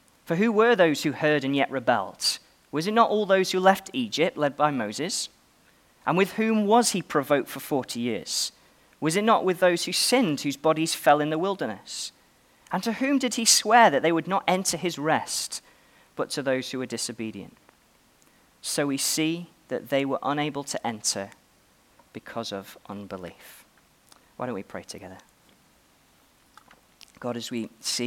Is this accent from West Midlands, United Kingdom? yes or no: yes; Stoke-on-Trent, West Midlands, United Kingdom; Well, I am an Englishman. You may have noticed. I was born in Stoke-on-Trent